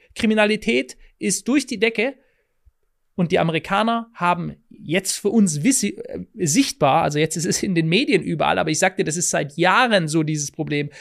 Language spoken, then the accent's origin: German; Germany; bei uns in Deutschland